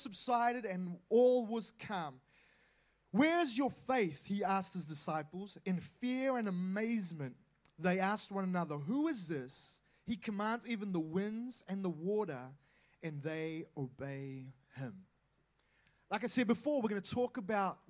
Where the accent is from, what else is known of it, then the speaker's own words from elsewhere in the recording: Auckland, New Zealand; I am from Auckland